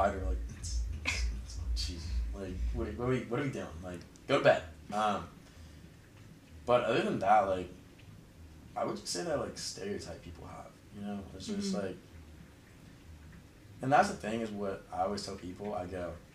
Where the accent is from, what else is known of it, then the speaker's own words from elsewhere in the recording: San Jose, California, United States; I'm from San Jose